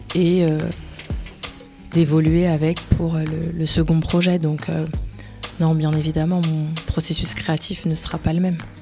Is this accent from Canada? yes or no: no; Paris, Île-de-France, France; je suis née en France, je suis née à Paris